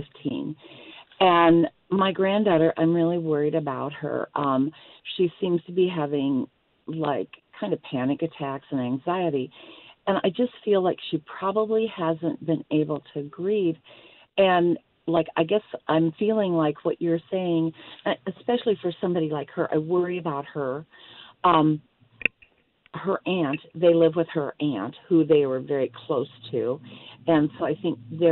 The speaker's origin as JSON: {"language": "English", "region": "Iowa", "country": "United States", "moved": "yes", "lives_now": "Arizona, United States", "said": "I'm actually from Iowa"}